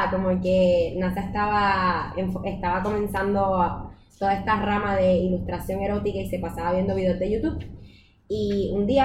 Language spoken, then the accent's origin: Spanish; Puerto Rico; soy puertorriqueña, tengo 24 años.